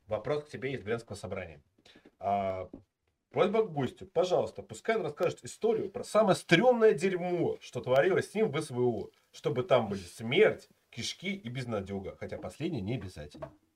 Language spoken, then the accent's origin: Russian; Klintsy, Bryansk Oblast, Russia; я из Клинцов